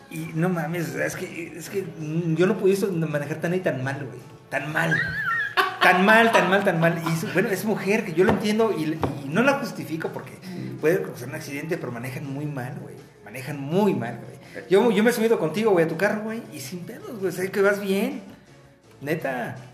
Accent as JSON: {"language": "Spanish", "region": "Mexico City", "country": "Mexico", "moved": "yes", "lives_now": "Querétaro, Mexico", "said": "No, de este DF."}